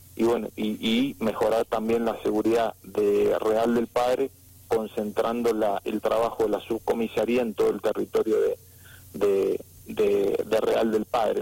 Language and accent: Spanish; San Rafael, Mendoza, Argentina; quienes somos de San Rafael